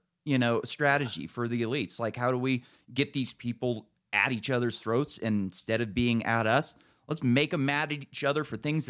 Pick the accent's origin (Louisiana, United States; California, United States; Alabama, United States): California, United States; Northern; also born or lived in San Francisco; everybody knew that I came from Northern California and I like guns.